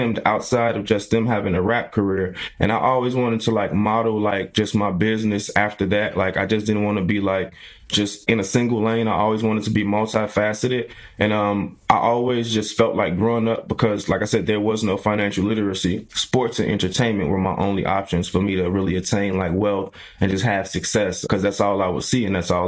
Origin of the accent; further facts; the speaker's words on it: Chicago, Illinois, United States; I am from the South Side of Chicago, the Ida B. Wells Projects